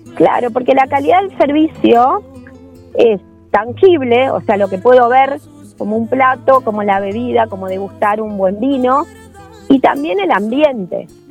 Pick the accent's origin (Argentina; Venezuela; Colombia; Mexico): Argentina; Necochea, Buenos Aires Province; now in Quequén, Argentina; yo soy oriunda de Necochea